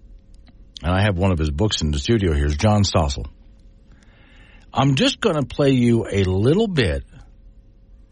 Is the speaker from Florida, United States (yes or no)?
yes; west coast of Florida, United States; now in Wyoming, United States; I could see rockets going up from where I lived on the west coast of Florida all the time